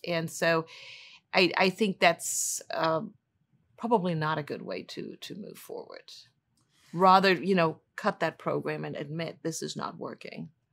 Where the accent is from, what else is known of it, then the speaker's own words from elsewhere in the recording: Germany; moved away as an adult; also born or lived in Washington, D.C.; now in St. Louis, United States; I'm originally from Germany